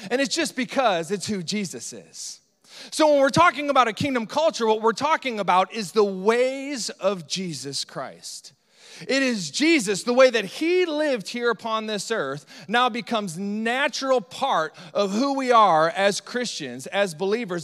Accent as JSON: {"language": "English", "region": "Northeast Iowa", "country": "United States", "said": "specifically Northeast Iowa, where we're from"}